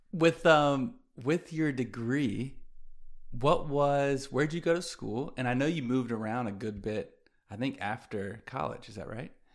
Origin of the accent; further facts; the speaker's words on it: Greenville, South Carolina, United States; also born or lived in New York / Atlanta; growing up in Greenville, I had my community of still my best friends to this day